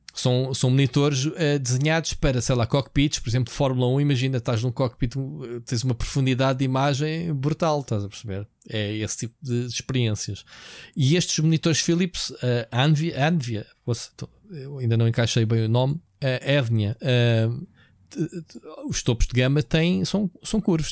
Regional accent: Portugal; Nós é que somos sempre os portugueses

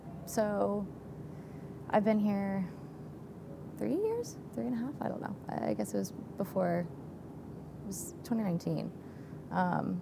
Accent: Atlanta, Georgia, United States; moved away as an adult; now in Charlotte, United States; I'm from Atlanta

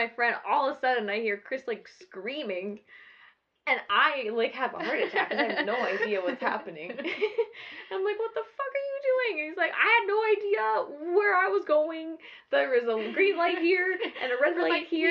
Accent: Edmonton, Alberta, Canada; moved away as an adult; now in Manitoba, Canada; I grew up in Edmonton, so it's different because I knew all the roads

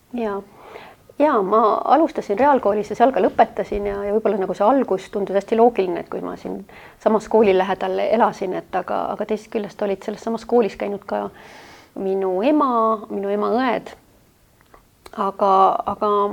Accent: Tallinn, Harju County, Estonia; ma sündisin siis praegusel Rävala tänaval, mis kohe siin majas, mis on kohe Välisministeeriumi kõrval

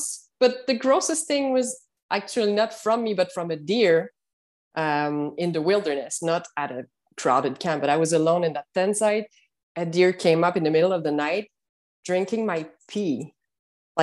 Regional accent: Montreal, Quebec, Canada; English is a second language; I'm from Montreal, Canada

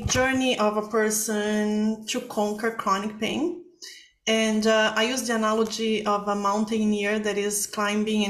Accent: Brazil; moved away; I'm from Brazil

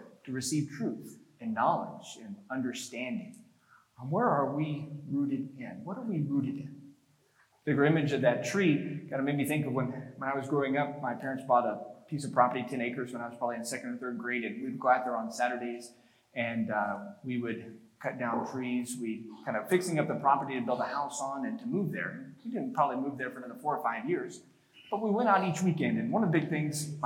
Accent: North Texas, United States; growing up in North Texas

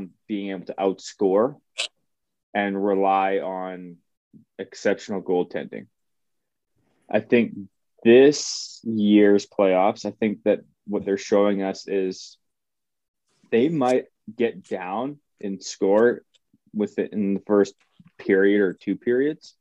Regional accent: Canada; moved away; also born or lived in United States; I've been in the States too long or I'm Canadian

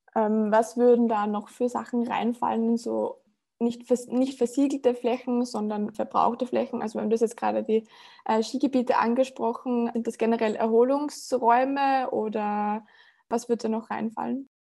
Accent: Upper Austria, Austria; das kenne ich ganz gut von dem Ort, in dem ich groß geworden bin. Also ich komme aus Oberösterreich und äh, äh aus dem ländlichen Bereich

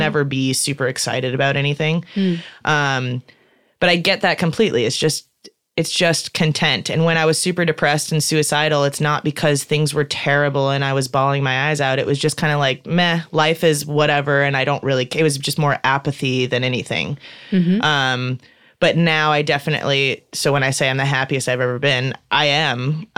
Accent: Midwest, United States; and I'm from the Midwest, so I always kind of just go back to people in the Midwest.

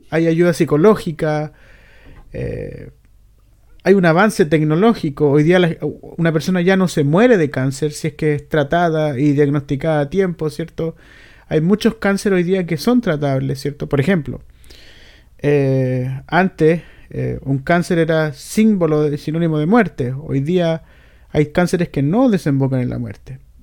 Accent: Chile

